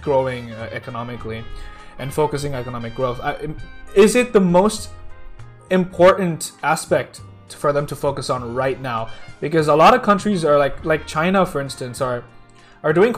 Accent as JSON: {"language": "English", "country": "India", "said": "I'm from India"}